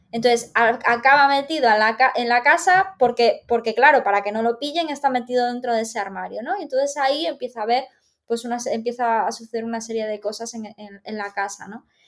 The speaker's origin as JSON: {"language": "Spanish", "region": "Galicia", "country": "Spain", "said": "como gallega"}